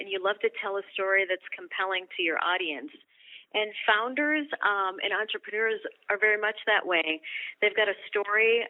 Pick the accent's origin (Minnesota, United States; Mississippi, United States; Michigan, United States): Minnesota, United States; Kensington; moved away; also born or lived in Washington, D.C.; growing up in Kensington, Minnesota